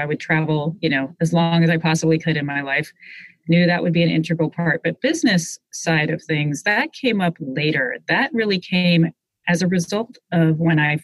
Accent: Seattle, Washington, United States; Growing up in Seattle

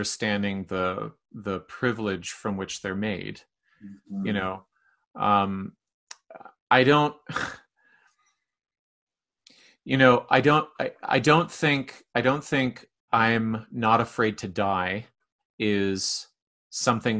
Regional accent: Canada; being Canadian

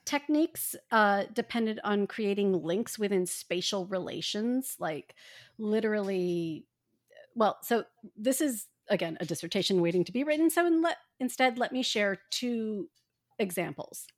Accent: Indiana, United States; I grew up in Indiana

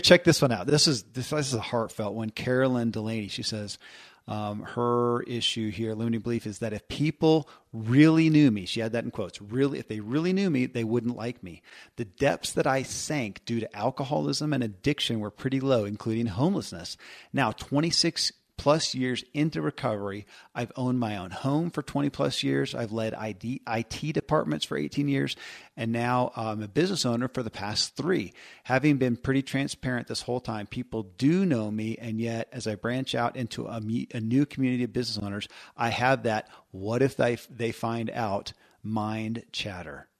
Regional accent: Kentucky, United States; born or raised there

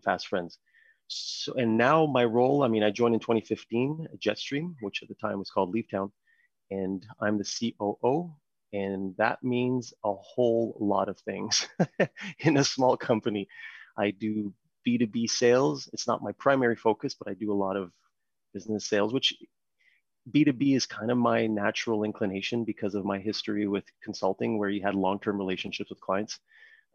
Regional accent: Montreal, Quebec, Canada; first language French; English is a second language; I'm originally from Montreal, so I'm French Canadian. English is my second language

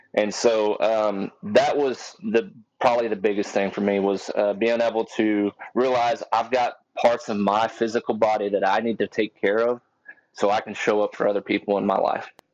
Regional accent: Texas, United States; I'm from Texas. Uh, 32 years old, and you know I, have I've been around guns my whole life since I was a little kid. Uh, grew up out on a farm

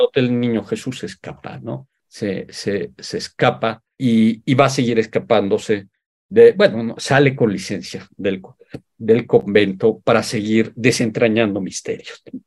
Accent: Mexico; Yo como mexicano

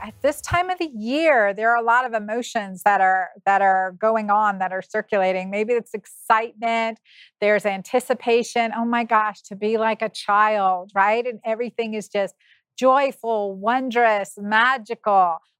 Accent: Pennsylvania, United States; I'm from Pennsylvania.

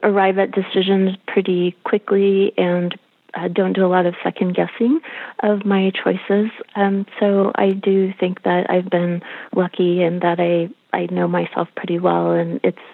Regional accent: Detroit, Michigan, United States; I grew up in Detroit

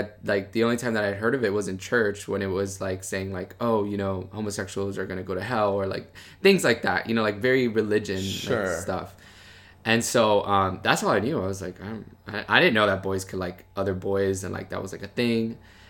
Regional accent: Miami, Florida, United States; I grew up in Miami, Florida. My parents, they're from Cuba, so they, I'm a first generation American

